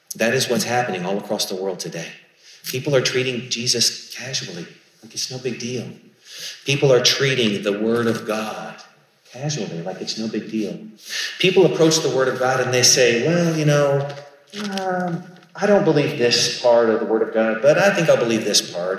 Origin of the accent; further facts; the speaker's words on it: Charleston, South Carolina, United States; I grew up in Charleston, South Carolina